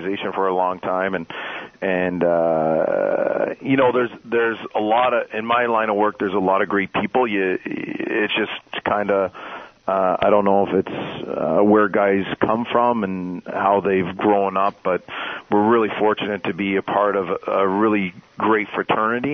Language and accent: English; Canada; now in San Jose, United States; growing up in Canada